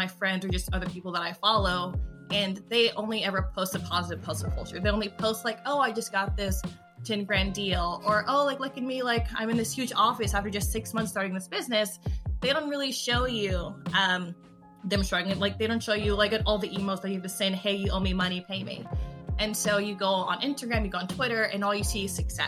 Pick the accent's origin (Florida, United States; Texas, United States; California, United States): California, United States; I am from California, and I am a writer for a lot of things.